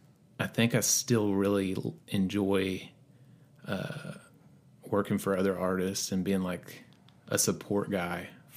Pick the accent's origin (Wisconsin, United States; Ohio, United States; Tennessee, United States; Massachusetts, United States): Tennessee, United States; Johnson City; Mostly East Tennessee, okay. Johnson City, Tennessee.